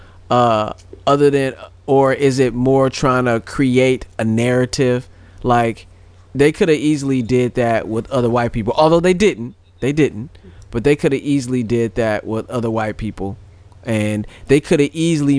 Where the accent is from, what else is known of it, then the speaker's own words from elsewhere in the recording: St. Louis, Missouri, United States; I'm from St. Louis